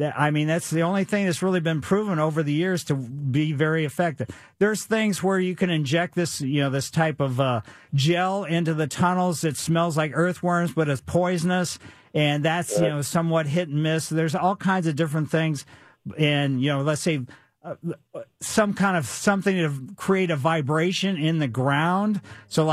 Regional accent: Ellisville, United States; we had Star Bethlehem in our yard when I was growing up in Ellisville

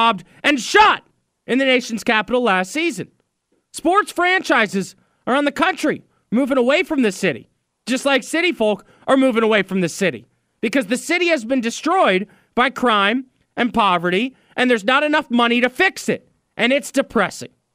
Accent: Northern Virginia, United States; I am a kid from Northern Virginia

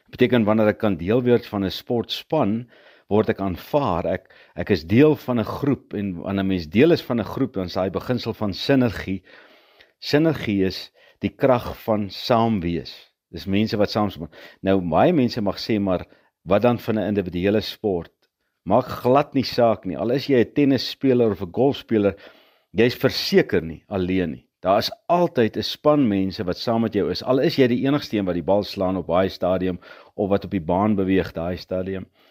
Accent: Potchefstroom, North West, South Africa; Ek het grootgeword op Potchefstroom

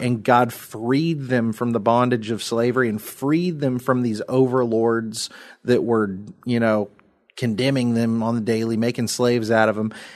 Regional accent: United States

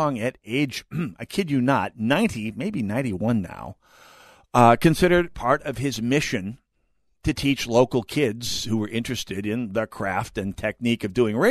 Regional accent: Jamestown, North Dakota, United States; moved away as an adult; also born or lived in Minnesota; It was a little tiny station in Jamestown, North Dakota, KEYJ. You've not heard of it. It doesn't exist anymore. It actually changed call letters decades ago. And I worked there again at it. But little tiny station in my hometown.

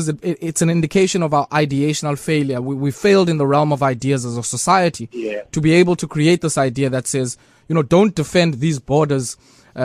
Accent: South Africa; as South Africans

